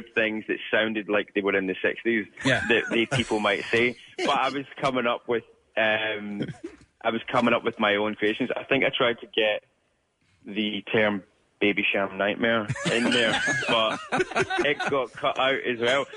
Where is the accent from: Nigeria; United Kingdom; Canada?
United Kingdom; Scotland; as a young Scottish person